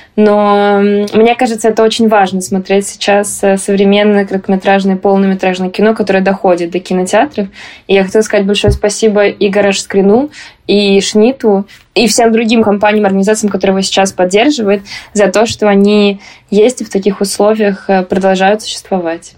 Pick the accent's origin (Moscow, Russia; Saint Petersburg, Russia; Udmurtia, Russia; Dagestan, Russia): Moscow, Russia; moved away; я вообще-то москвичка. Я даже теперь стала говорить, что я не просто типа из России, а что я из Москвы